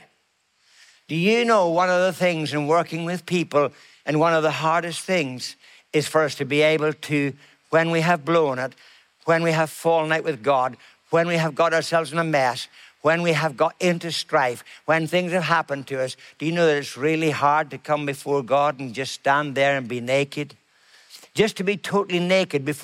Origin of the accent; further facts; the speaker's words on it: Ireland; I'm Irish